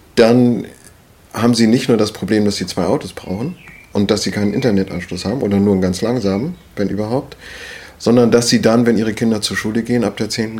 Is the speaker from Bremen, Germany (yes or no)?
no; Schleswig-Holstein, Germany; moved away as an adult; also born or lived in Wendland; now in Hitzacker, Germany; als Schleswig-Holsteiner